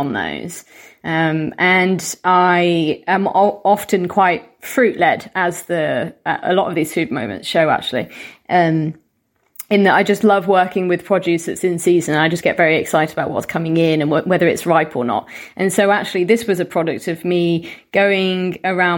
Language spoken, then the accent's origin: English; Solihull, West Midlands, United Kingdom; we had a restaurant near where I grew up in the West Midlands in Solihull